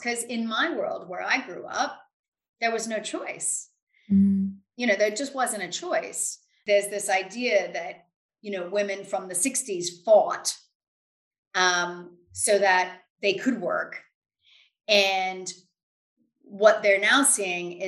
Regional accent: Louisiana, United States; moved away as an adult; now in United Kingdom; where I grew up in Louisiana, which is a very rural area

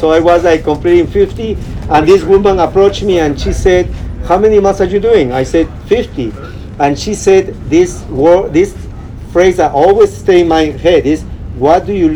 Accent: Peru; accent: Peruvian; moved away; also born or lived in Downey, California; I'm actually really from Peru

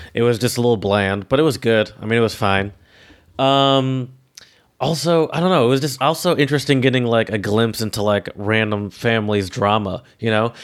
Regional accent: Detroit, Michigan, United States; I'm from the Metro Detroit

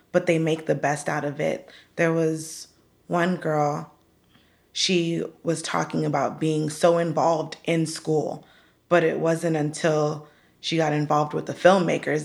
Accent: Hollywood, Florida, United States; now in Pembroke Pines, United States; I was born in Hollywood, Florida, and I currently reside in Pembroke Pines, so just a little bit west

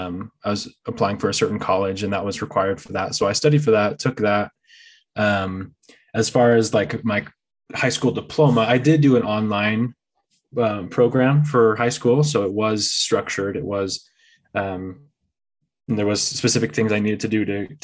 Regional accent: San Francisco Bay Area, California, United States; moved away; I actually was born and raised in California. So, I was born over close to the San Francisco Bay Area

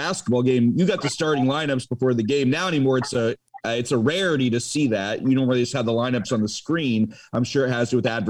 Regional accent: Illinois-Indiana border, United States; moved away as an adult; now in Colfax, United States; Growing up where we grew up right on the, you know, Illinois-Indiana border there

